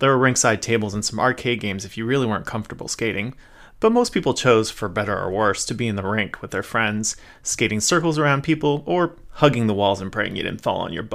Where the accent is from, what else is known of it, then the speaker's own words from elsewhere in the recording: San Gabriel Valley, Southern California, United States; I grew up in Southern California's San Gabriel Valley